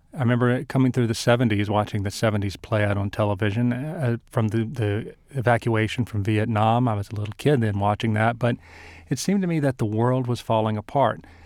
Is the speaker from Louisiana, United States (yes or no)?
yes; South Louisiana, United States; I grew up in South Louisiana